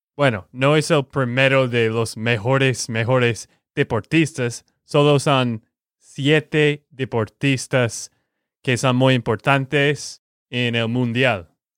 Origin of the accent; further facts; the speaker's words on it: Texas, United States; de Texas, Estados Unidos